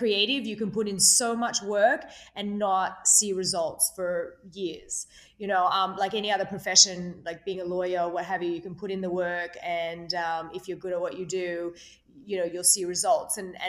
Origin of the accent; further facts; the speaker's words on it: Australia; You know, I came from Australia.